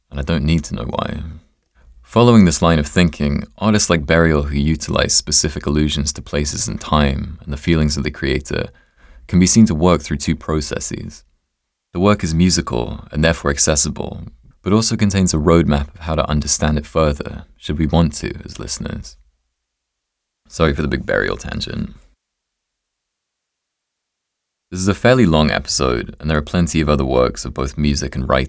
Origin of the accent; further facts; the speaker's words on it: England, United Kingdom; being English